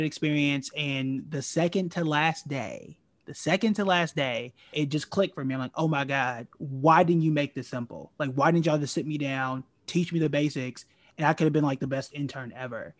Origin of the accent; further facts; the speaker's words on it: Tulsa, Oklahoma, United States; born and raised in Tulsa, Oklahoma, which is known as Black Wall Street